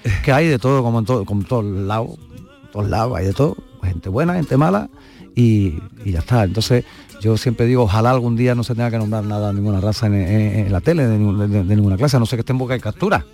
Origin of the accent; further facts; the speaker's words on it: Huelva, Andalusia, Spain; moved away; me voy unos días para, mi tierra y a ver a mi gente.